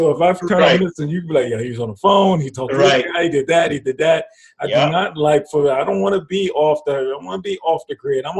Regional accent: New York, United States; When I was younger, and I was growing up in New York

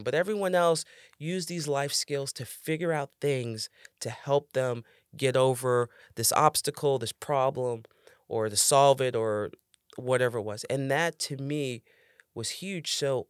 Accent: New York City, New York, United States; Growing up in the Bronx?

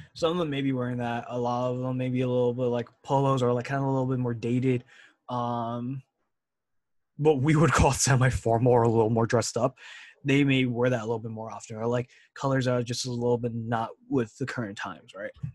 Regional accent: California, United States; growing up in California

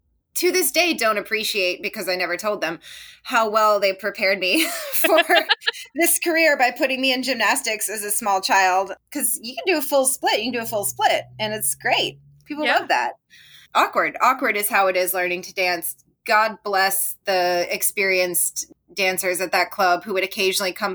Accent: Deep South, United States; I grew up in the Deep South. I'm still in the Deep South

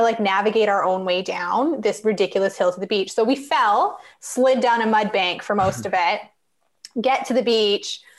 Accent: Cranbrook, British Columbia, Canada; also born or lived in Vancouver, British Columbia; now in Nanaimo, Canada; I was born or I grew up in Cranbrook, British Columbia in Canada. And I currently live in Nanaimo, British Columbia on Vancouver Island

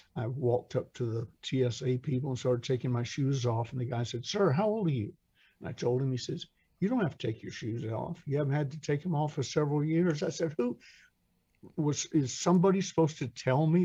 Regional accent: Atlanta, Georgia, United States; I'm from Atlanta

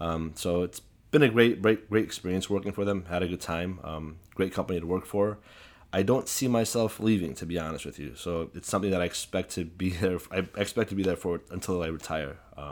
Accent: Chicago, Illinois, United States; Actually, I was always within a community, within an Assyrian community. So I've never not been around Assyrians. You know, in the neighborhood I grew up

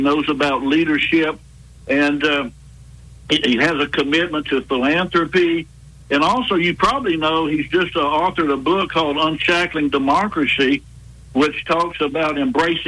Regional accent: Pensacola, Florida, United States; moved away; I was from Pensacola, Northwest Florida, which is kind of like lower Alabama

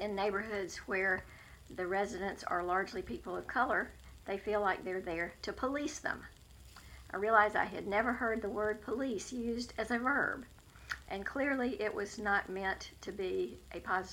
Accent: High Point, North Carolina, United States; now in Greensboro, United States; I grew up in High Point, but I have lived in Northwest Greensboro for almost 47 years

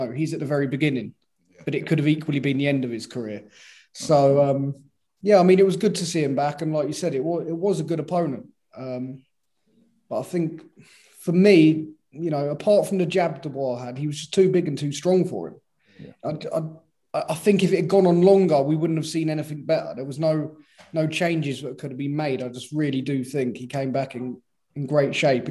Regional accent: Brighton, South East England, United Kingdom; Down in my hometown, Brighton.

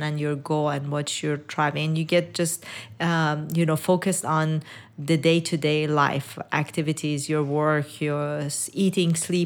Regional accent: Iran; moved away; I was born in Iran and raised in Iran

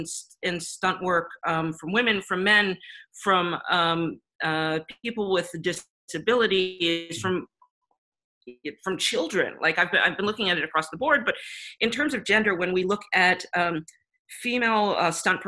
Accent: United States; as an American working in any job

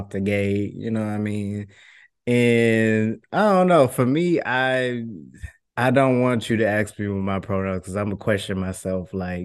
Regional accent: Houston, Texas, United States; I'm from Houston, a trans guy

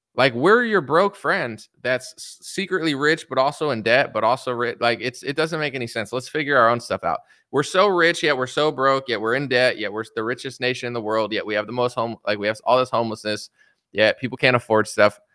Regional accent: United States; I'm an American.

